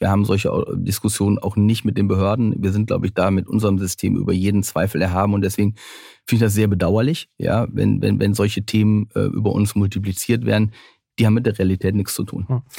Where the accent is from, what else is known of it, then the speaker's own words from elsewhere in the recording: North Rhine-Westphalia, Germany; ich bin ja auch am Niederrhein groß geworden